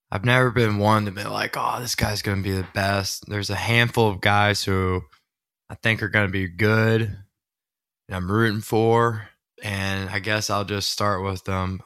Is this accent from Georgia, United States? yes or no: yes; Watkinsville, Georgia, United States; I'm from Walkinsville, Georgia. That's where Zaxby's started